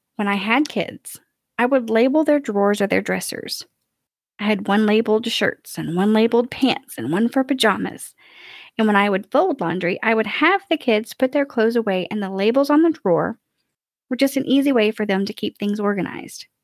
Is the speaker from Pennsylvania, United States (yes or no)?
no; Kentucky, United States; now in Nashville, United States; I was born and raised in Kentucky